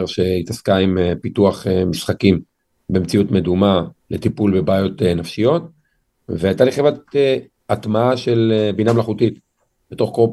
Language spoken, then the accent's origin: Hebrew; Lod, Central District, Israel; אבל גדלתי בשכונה שנגיד בהערכה גסה, 90 פלוס אחוז ממנה מולד עדות המזרח, שכונה קשת יום. איפה? משפחה קשת יום. בלוד.